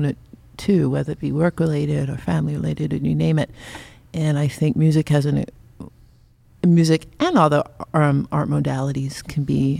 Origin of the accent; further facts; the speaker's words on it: Long Island, New York, United States; moved away as an adult; now in Sonoma County, United States; the home that we grew up in Long Island.